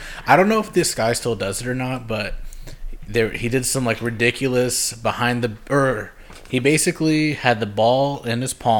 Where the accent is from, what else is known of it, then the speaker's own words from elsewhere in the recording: Chicago, Illinois, United States; moved away; Because I'm from Chicago, mm-hmm. and so I lived there most of my life, and I live and die Chicago. And we say hoot dogs.